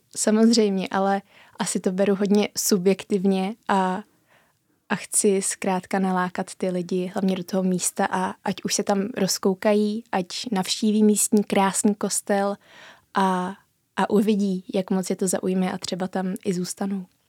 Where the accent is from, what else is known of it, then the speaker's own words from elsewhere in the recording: Římov, South Bohemian Region, Czechia; já jsem ze Římova, kde ta duchovnost hraje velkou roli